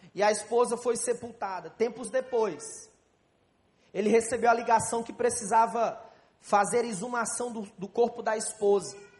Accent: Brazil; Nós somos do Brasil num grupo de mais de 80 pastores

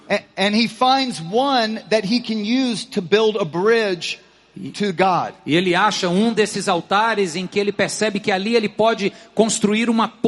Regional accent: Texas, United States; Portuguese is a second language; Eu sou do Texas e você é de que país?

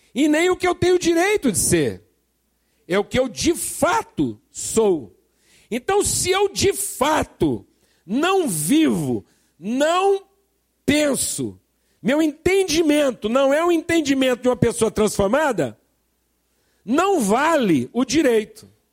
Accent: Brazil; accent: caipira; nosso sotaque caipira

